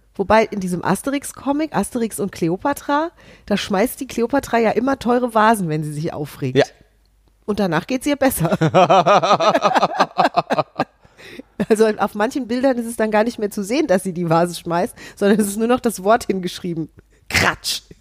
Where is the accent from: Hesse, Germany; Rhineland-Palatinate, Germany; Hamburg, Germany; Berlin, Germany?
Hesse, Germany; als Hessin